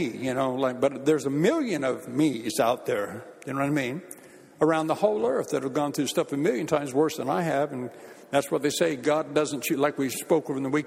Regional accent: Bakersfield, California, United States; moved away as an adult; now in United Kingdom; when I used to go back home to my hometown of Bakersfield

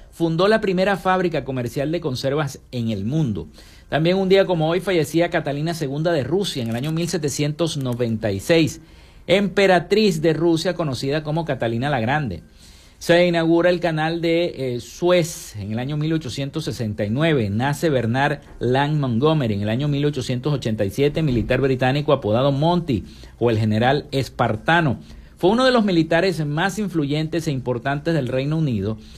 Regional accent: Venezuela; Todos como venezolanos

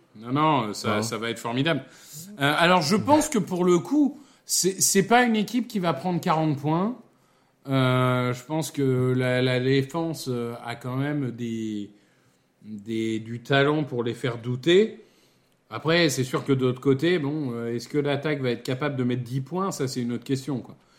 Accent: Amiens, Hauts-de-France, France; ma ville natale euh, qui est Amiens.

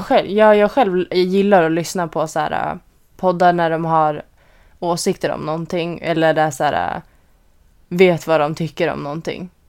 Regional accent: Sweden; now in Orange County, United States; vi bor här som alltså svenskar

